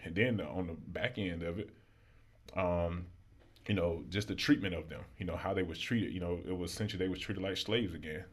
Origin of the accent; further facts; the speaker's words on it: Alexander City, Alabama, United States; moved away as an adult; now in Baltimore, United States; as a young black male growing up in Alabama